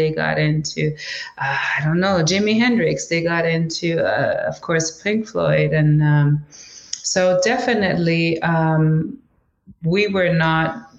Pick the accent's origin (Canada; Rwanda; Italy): Canada; Canadian Arctic; first language Inuktitut; English is a second language; I'm from quite a small town. When we say small town, we should also say isolated town because we can only travel to my hometown by plane.